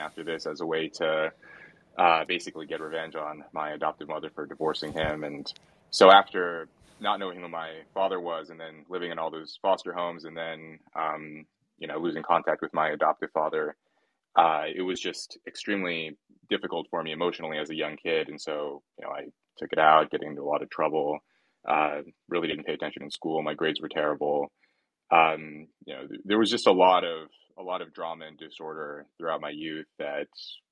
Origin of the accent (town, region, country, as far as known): Red Bluff, California, United States; born or raised there; moved away as an adult; also born or lived in Los Angeles, United States / New Haven, United States; now in Cambridge, United Kingdom